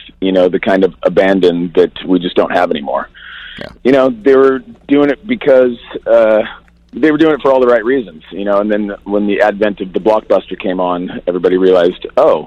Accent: Seattle, Washington, United States; moved away; also born or lived in Los Angeles; I grew up in Seattle in the days of that whole thing coming up

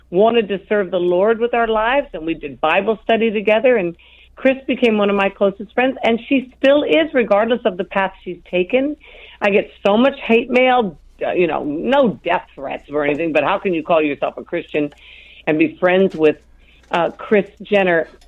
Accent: France; born there; also born or lived in Europe; I was born in France and raised in Europe.

